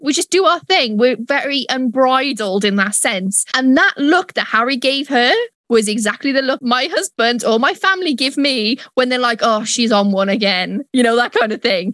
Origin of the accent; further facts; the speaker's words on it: United Kingdom; I am British